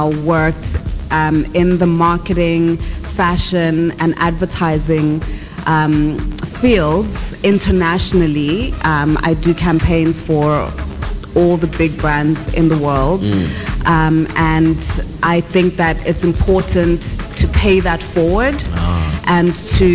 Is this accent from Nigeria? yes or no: no; Bulawayo, Zimbabwe; now in South Africa; I am from Ekasi, Koblawayo in Zimbabwe, a young girl who did not have dreams as big as what my life is today.